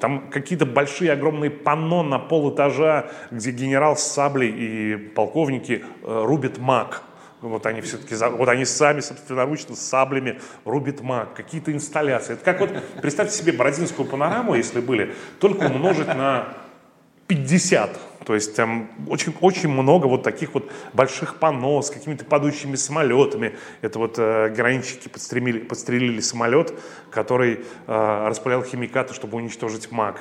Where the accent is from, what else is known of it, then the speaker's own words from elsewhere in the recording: Riga, Latvia; moved away as an adult; now in Russia; я не россиянин. А, когда моя страна, Латвия, отделилась от СССР